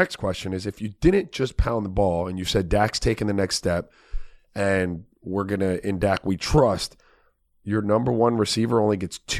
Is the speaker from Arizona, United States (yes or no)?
no; South Florida, United States; No, I'm from South Florida, right?